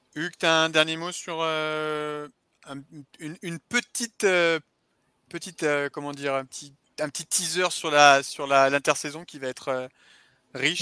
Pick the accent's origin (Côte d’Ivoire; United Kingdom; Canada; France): France; Saint-Étienne, Auvergne-Rhône-Alpes; je suis de Saint-Étienne